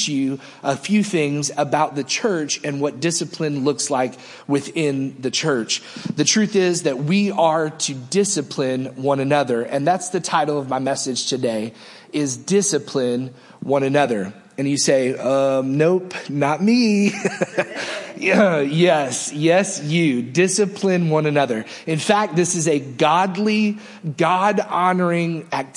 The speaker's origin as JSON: {"language": "English", "country": "United States", "said": "we are Americans"}